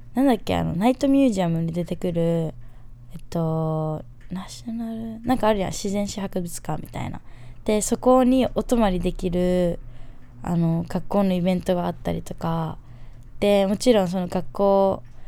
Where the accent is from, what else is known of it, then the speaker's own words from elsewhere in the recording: Fukuoka, Japan; moved away as an adult; also born or lived in United States / New York; 私もともと福岡県出身で